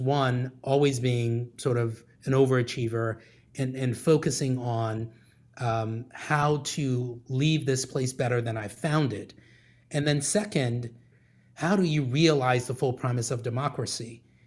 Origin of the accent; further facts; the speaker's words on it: Liberia; moved away; I grew up in Liberia, West Africa